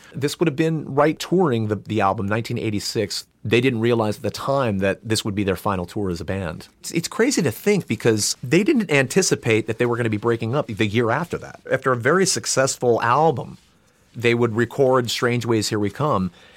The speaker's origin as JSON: {"language": "English", "town": "Burbank", "region": "California", "country": "United States", "tie": "born or raised there", "said": "I grew up not uh, two miles from here in Burbank, California"}